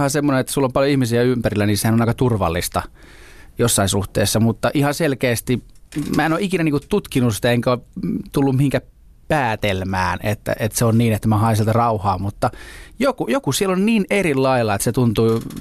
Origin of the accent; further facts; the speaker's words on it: Southern Finland, Finland; now in Helsinki, Finland; Mä, mä oon etelä kotoisin, oli niinku makeeta muuttaa isompiin kaupunkeihin, sitten loppujen lopuksi Helsinkiin